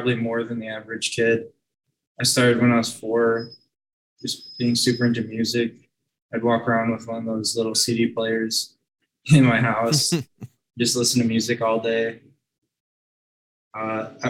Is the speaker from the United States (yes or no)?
yes; Milwaukee, Wisconsin, United States; also born or lived in Elgin, Illinois; I'm from Milwaukee, but I was in school near Chicago